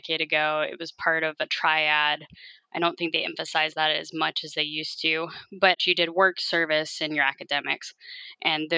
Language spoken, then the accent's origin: English; Harrisonburg, Virginia, United States; moved away as an adult; also born or lived in Colorado; now in California, United States; I grew up in the Shenandoah Valley of Virginia in Harrisonburg, Virginia